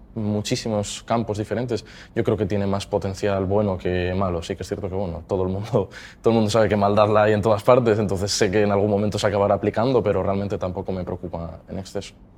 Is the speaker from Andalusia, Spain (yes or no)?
no; Mieres, Asturias, Spain; vengo de Mieres. Eh, el colegio estudié en el Santo Domingo eh, de Mieres también y el Instituto Bernardo de Quirós